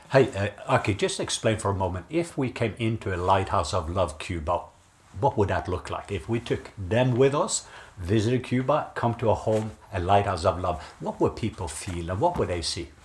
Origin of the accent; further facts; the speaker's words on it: Norway; I grew up in Norway